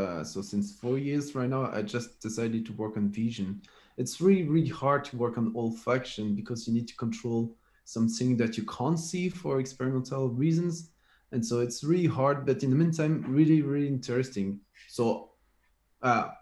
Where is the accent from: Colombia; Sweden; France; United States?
France; I came from France